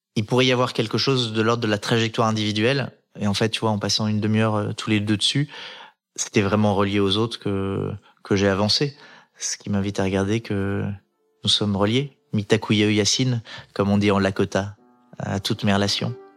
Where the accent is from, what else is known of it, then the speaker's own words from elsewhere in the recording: Les Arcs, Auvergne-Rhône-Alpes, France; j'ai grandi en Savoie, dans la station de ski des Arcs